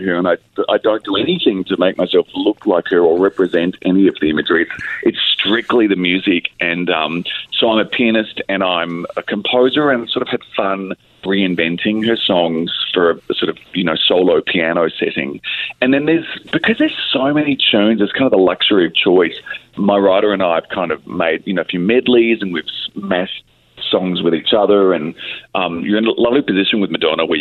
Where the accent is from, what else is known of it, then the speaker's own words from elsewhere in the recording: Australia; as an Australian, my Spanish isn't very good